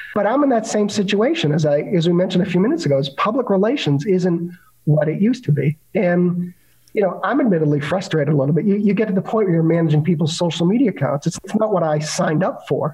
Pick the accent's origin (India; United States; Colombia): United States; Boston, Massachusetts